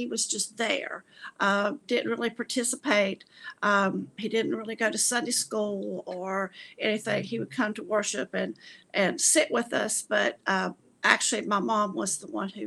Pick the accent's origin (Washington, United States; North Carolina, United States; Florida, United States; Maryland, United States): North Carolina, United States; Gastonia; moved away as an adult; also born or lived in Lincolnton, North Carolina; I was born actually in Lincolnton, North Carolina. And when I was 3 years old, we moved to Gastonia, where I lived the rest of my life until I actually went away to college and got married and moved away